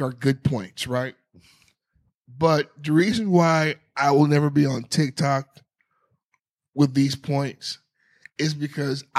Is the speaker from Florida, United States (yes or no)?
yes; South Florida, United States; we are from South Florida